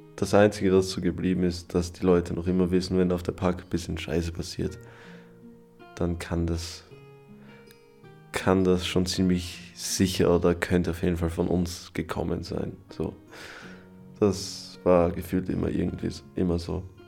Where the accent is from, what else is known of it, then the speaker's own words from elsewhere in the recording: Styria, Austria; also born or lived in Carinthia; ich als Steirer